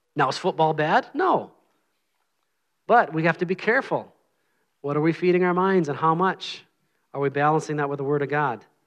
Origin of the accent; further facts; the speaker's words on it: Minnesota, United States; moved away; I'm from Minnesota.